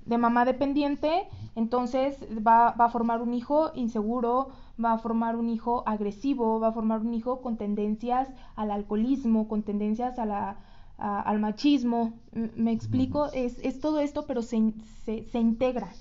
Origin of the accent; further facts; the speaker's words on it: Mexico; como todo mexicano